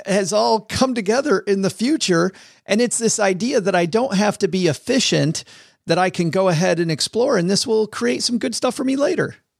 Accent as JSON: {"language": "English", "town": "Kalamazoo", "region": "Michigan", "country": "United States", "tie": "born or raised there", "said": "I grew up in Kalamazoo in farm country"}